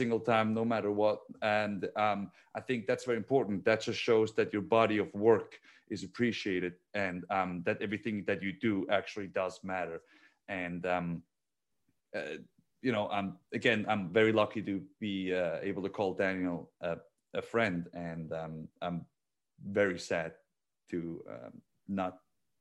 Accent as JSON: {"language": "English", "country": "Switzerland", "tie": "born or raised there", "moved": "as an adult", "said": "I'm a kid from Switzerland"}